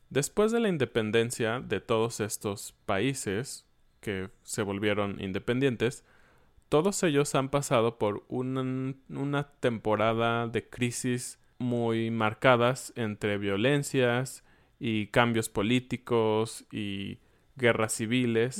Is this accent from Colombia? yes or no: no; Mexico; los mexicanos